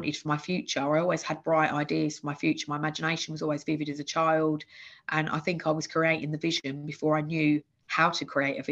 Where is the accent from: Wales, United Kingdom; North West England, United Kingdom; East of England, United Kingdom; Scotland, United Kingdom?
East of England, United Kingdom; Bedfordshire; born or raised there; moved away as an adult; also born or lived in Essex